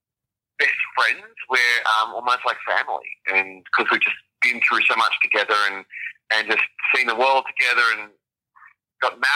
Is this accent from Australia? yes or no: yes; Australia; moved away as an adult; now in Las Vegas, United States; Our home is in two places, in the States and back in Australia as well